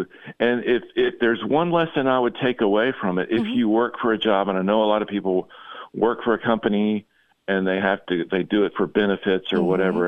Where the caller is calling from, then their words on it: Texas, United States; I'm calling from the Republic of Texas.